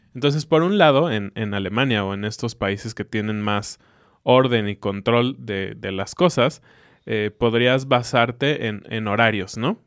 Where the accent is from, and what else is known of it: Mexico